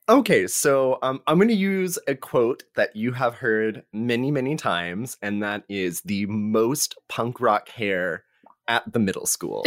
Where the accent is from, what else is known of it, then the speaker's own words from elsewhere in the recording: North Texas, United States; now in Austin, United States; I am from North Texas